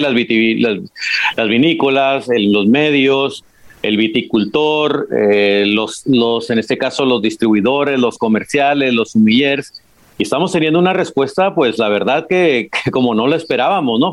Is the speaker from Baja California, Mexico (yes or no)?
yes; Baja California, Mexico; moved away as an adult; also born or lived in La Rioja, Spain; now in Spain; Yo soy de Baja California, como, como bien dices, ¿no? Mexicano